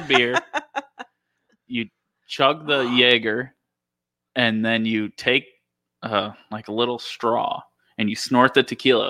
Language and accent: English; Dundee, Scotland, United Kingdom; We're from Dundee. I mean, we have to make up these things. Our parents all have like livers of steel